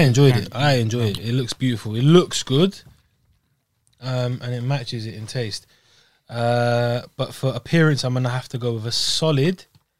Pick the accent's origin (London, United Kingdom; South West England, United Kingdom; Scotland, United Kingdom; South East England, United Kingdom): Scotland, United Kingdom; I'm from regionally. I'm from Scotland